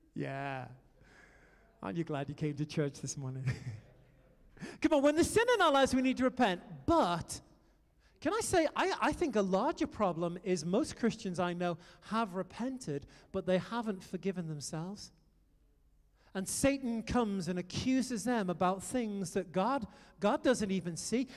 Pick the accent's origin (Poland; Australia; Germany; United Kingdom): United Kingdom; moved away as an adult; also born or lived in France; now in United States; I'm a Brit